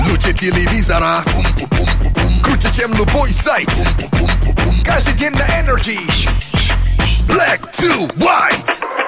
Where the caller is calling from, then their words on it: Dimitrovgrad, Ulyanovsk Oblast, Russia; А, город Димитровград, Ульяновская область.